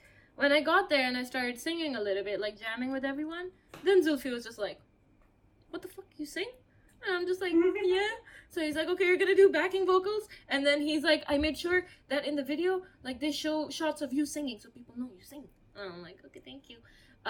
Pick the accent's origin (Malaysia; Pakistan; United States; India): Pakistan; English is a second language; Given that I am a woman from Pakistan who sings, I encounter a lot of haram police and a lot of misogynistic cis men.